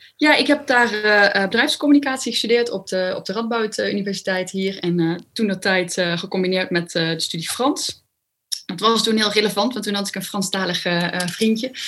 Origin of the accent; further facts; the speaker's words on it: Overloon, North Brabant, Netherlands; moved away as an adult; now in Nijmegen, Netherlands; ik kom uit een klein dorpje in Brabant. En ehm, ik ben toen ik 22 was naar Nijmegen verhuisd.